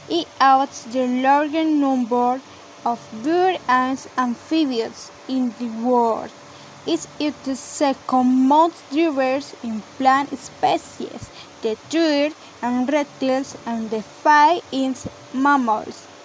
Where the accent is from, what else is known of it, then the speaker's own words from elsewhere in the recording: Colombia; English is a second language; I'm 18 years old. I'm from Colombia and I have lived here all my life.